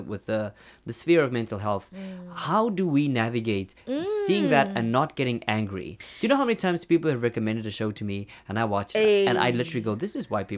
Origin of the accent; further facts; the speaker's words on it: South Africa; I'm South African, yeah, and that does not.